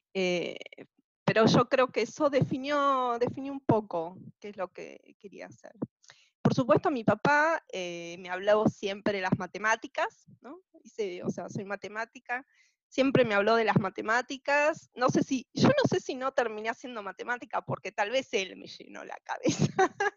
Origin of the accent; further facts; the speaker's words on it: Buenos Aires, Argentina; now in Arizona, United States; nací en el 74 en Capital Federal, Buenos Aires, Argentina, en el barrio de Caballito